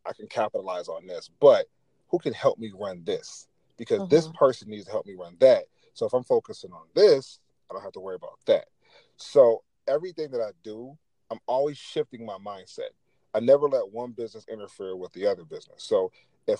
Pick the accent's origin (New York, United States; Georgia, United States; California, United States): New York, United States; Buffalo; I am from Buffalo